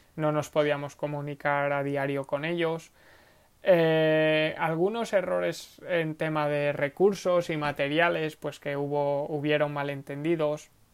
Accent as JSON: {"language": "Spanish", "town": "Segorbe", "region": "Valencian Community", "country": "Spain", "tie": "born or raised there", "said": "Segorbe, que es el pueblo donde, de donde vengo, de donde nací"}